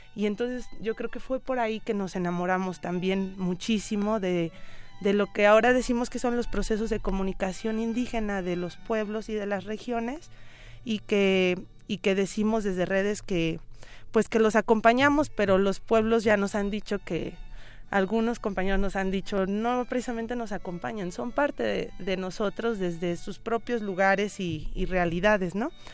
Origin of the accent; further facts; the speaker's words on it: Mexico; todas y todos como mexicanos